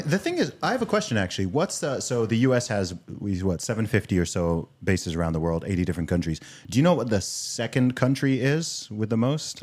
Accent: United Kingdom; also born or lived in Nigeria; now in United States; the British outsider who looks at the USA

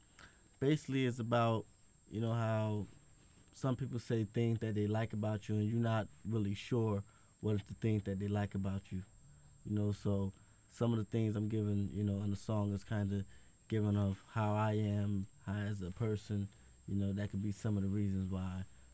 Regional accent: New Jersey, United States; moved away as an adult; now in Maine, United States; grew up in Jersey, and I recently moved up here maybe about 4 months ago

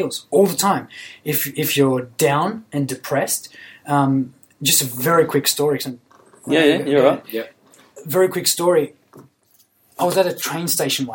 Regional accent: Sydney, New South Wales, Australia; I grew up in Western Sydney, in a very, very poor environment.

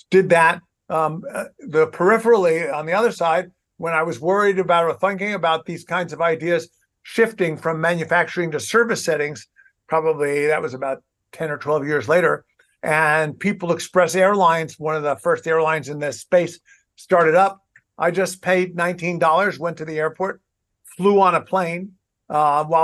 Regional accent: New York City, New York, United States; moved away as an adult; also born or lived in Boston; born and raised in Brooklyn, New York.

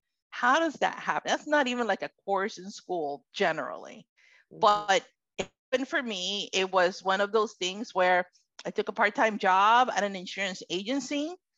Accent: Florida, United States; also born or lived in Puerto Rico; now in Connecticut, United States; I am Puerto Rican, from Puerto Rican descent. I was born in Puerto Rico, moved to the United States mainland at about age 11, and grew up in Florida, and somehow I've ended up in Connecticut.

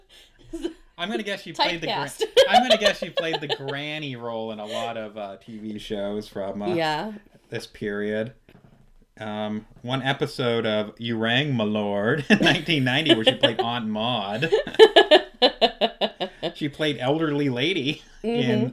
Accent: United States; we're American

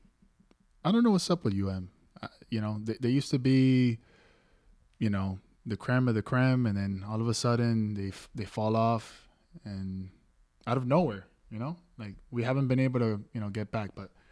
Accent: Miami, Florida, United States; also born or lived in New York; I was born in New York, lived all my life here in Miami, but I go back and forth.

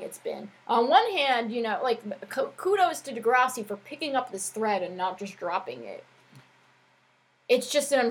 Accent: New Jersey, United States; the area that I'm from, like, that North Jersey, like, 20 minutes out of New York City vibe

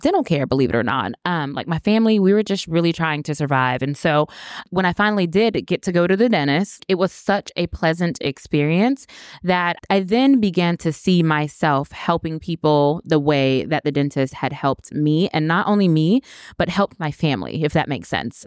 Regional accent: Winter Haven, Florida, United States; now in Orlando, United States; I am from Winter Haven, Florida. I graduated from the University of Florida, so I'm a true Floridian

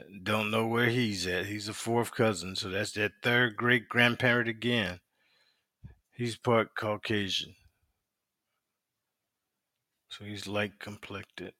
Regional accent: South Carolina, United States; We were raised in South Carolina

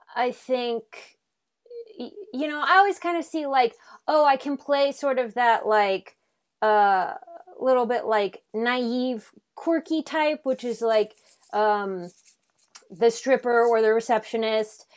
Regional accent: Omaha, Nebraska, United States; moved away as an adult; also born or lived in Chicago; now in Los Angeles, United States; I'm from Omaha

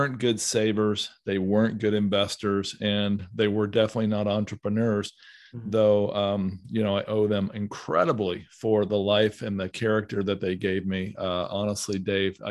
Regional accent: Southern Ohio, United States; I grew up in Southern Ohio

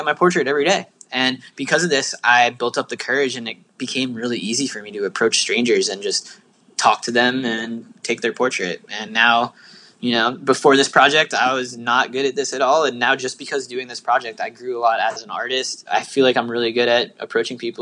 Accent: Bethlehem, Pennsylvania, United States; moved away; I was back at my hometown in Bethlehem, Pennsylvania

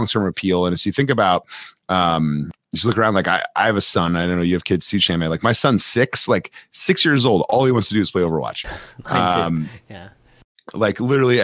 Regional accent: United States

